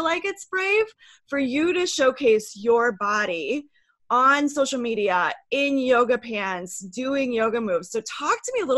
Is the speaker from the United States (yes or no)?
yes; Midwest, United States; I grew up in the Midwest as well